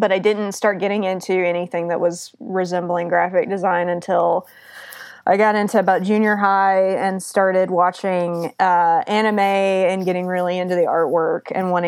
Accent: Auburn, Alabama, United States; now in Seattle, United States; So I'm originally from Auburn, Alabama, and I have worked in a lot of different places across the country

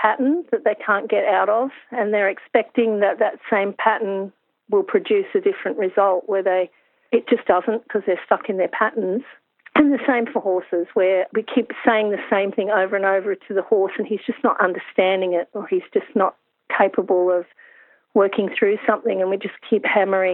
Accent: Hunter Valley, New South Wales, Australia; I'm from the Hunter Valley

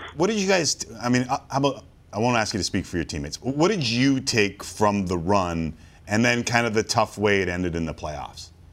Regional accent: Toronto, Ontario, Canada; I grew up in Toronto around a lot of Italians

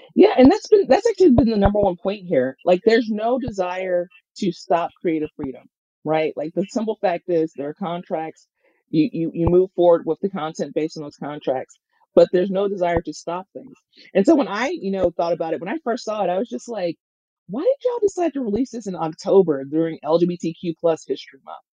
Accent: Mississippi, United States; moved away; I'm from Mississippi

